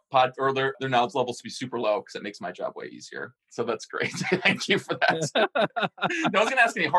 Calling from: Minneapolis, Minnesota, United States; Yo! Hey, what's up? I'm coming from Minneapolis. It's nice and cool.

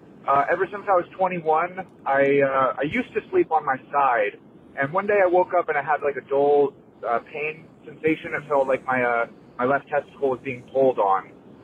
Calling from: California, United States; Drew, hey, Booth Boys. Y'all know what's a banana split. … I'm from California.

